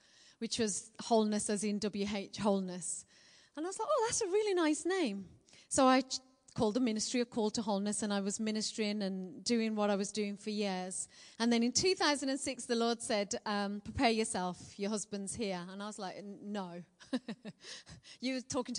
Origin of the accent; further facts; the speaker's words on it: Birmingham, West Midlands, United Kingdom; accent: Birmingham; I'm a Brummie born and bred girl